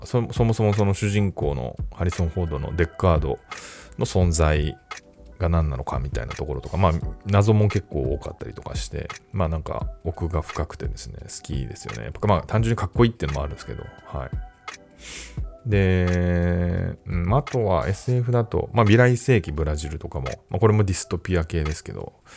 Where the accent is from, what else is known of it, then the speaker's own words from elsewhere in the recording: Tokyo, Japan; 自分はあの、東京生まれ東京育ちなんで、その変わった訛りとかはない